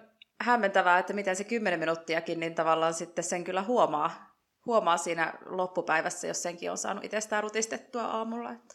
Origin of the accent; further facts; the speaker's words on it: Joensuu, North Karelia, Finland; now in Madrid, Spain; mä oon 36-vuotias ja Joensuusta alun perin lähtöisin